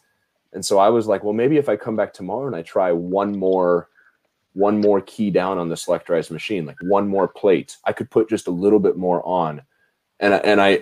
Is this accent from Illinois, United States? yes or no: no; Lincoln, Nebraska, United States; moved away as an adult; also born or lived in Minnesota; I am from Nebraska, Lincoln, Nebraska, born and raised, corn fed.